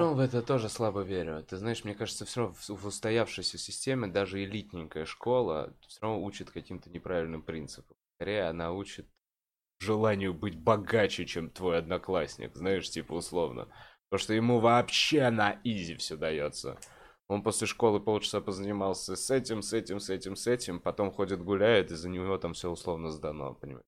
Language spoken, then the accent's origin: Russian; Moscow, Russia; я как москвич